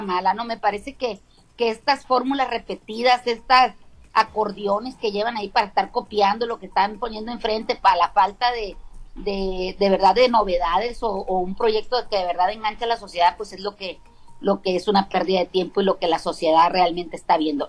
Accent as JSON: {"language": "Spanish", "town": "Caimanero", "region": "Sinaloa", "country": "Mexico", "tie": "born or raised there", "said": "en mi pueblo, hay un Caimanero"}